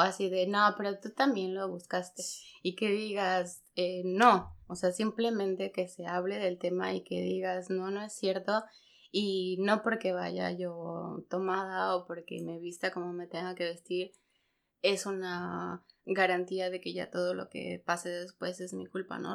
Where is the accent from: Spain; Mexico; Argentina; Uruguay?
Mexico; Pachuca, Hidalgo; moved away as an adult; now in Germany; yo soy de Hidalgo, de Pachuca